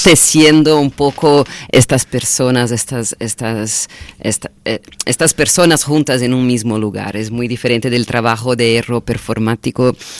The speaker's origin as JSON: {"language": "Spanish", "country": "Brazil", "also_born_or_lived": "Florianópolis", "second_language": "Spanish", "moved": "yes", "lives_now": "Barcelona, Spain", "said": "nosotros como, como brasileños, brasileñas"}